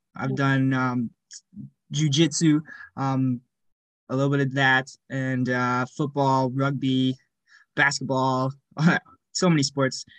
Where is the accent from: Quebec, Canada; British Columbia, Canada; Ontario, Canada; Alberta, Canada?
Alberta, Canada; Cochrane; also born or lived in Calgary, Alberta / Edmonton, Alberta; I grew up in Cochrane from the ages of seven